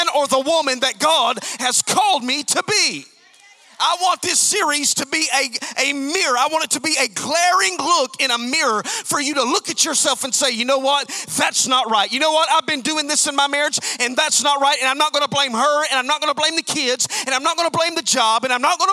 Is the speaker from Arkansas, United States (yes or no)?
no; Alabama, United States; I'm from Alabama